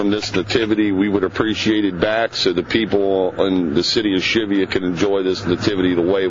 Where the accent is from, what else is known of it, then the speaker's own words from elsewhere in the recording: Cheviot, Ohio, United States; I was born and raised in Cheviot